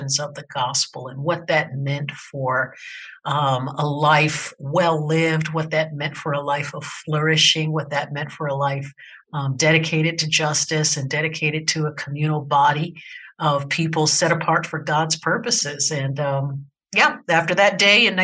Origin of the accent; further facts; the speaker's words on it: Baltimore, Maryland, United States; moved away as an adult; I'm originally from Baltimore, Maryland, and was very much an East Coast baby until I turned about 25